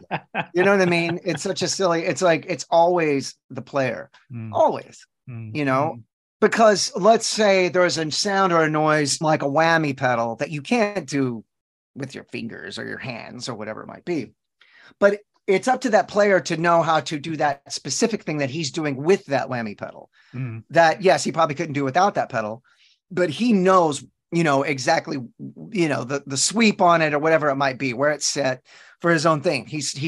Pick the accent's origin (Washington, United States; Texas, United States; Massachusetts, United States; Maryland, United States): Texas, United States; You know, I live in Texas still. I'm born and raised in Texas.